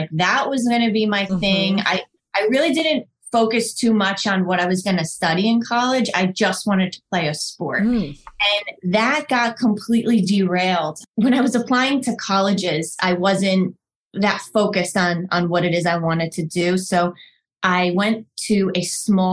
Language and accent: English; Northern New Jersey, United States; I grew up in Northern New Jersey, the youngest of 4 kids